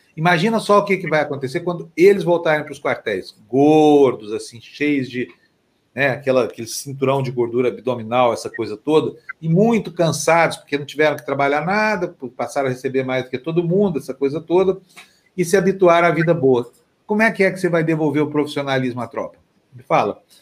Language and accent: Portuguese; Triângulo Mineiro, Minas Gerais, Brazil; Tem a ala goiana, que é o Triângulo Mineiro, minha região